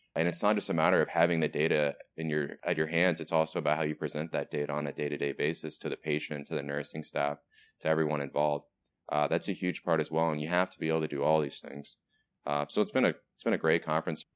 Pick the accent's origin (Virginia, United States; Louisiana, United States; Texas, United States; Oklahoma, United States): Texas, United States; moved away; I am from Texas